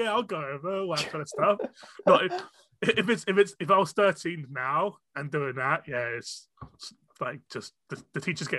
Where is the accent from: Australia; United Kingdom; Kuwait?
United Kingdom; England; first language Cantonese; English is a second language; I was born in the UK